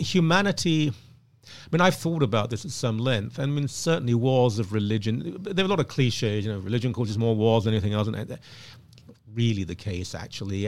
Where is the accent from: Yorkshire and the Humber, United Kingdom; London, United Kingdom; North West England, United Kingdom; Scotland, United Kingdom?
London, United Kingdom; Ilford; moved away as an adult; now in Canada; where I grew up, and I grew up in a, in an upper working class place, it was absolutely fine. It was safe, uh, in Ilford.